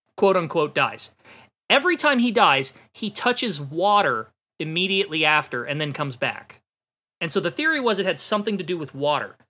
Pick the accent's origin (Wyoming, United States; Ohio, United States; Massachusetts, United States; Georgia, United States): Ohio, United States; I'm from Ohio